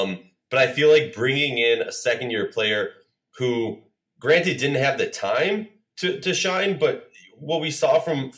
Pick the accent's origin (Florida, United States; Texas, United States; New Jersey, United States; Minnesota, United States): Minnesota, United States; Let's move on to my hometown team, the Minnesota Lynx.